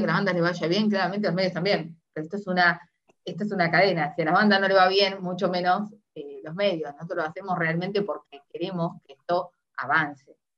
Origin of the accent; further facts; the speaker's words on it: Uruguay; now in Argentina; yo soy uruguaya, ya, muchos saben, soy uruguaya, pero vivo en Argentina hace mucho